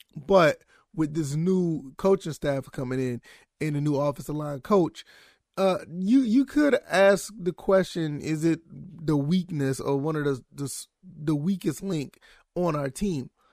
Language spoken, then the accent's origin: English; Savannah, Georgia, United States; I am from Savannah, Georgia.